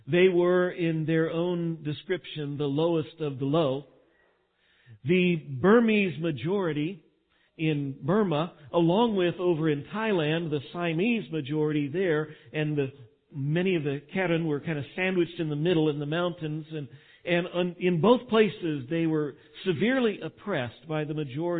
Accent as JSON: {"language": "English", "region": "Texas", "country": "United States", "said": "being a Texan"}